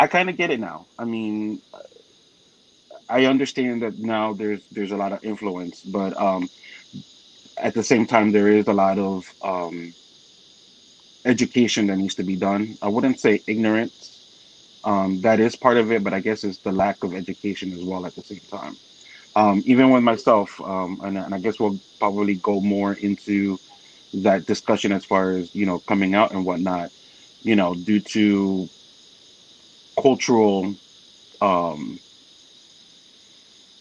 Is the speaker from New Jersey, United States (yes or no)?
yes; New Jersey, United States; also born or lived in Florida; now in North Carolina, United States; was born and raised in Jersey